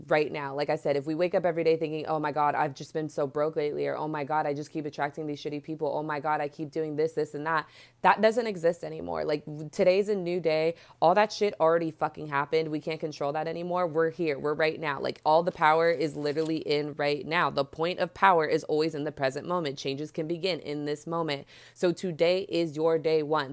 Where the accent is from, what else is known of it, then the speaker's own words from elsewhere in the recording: Bay Area, California, United States; I'm from the Bay Area, and so we don't have, like, a subway, we have BART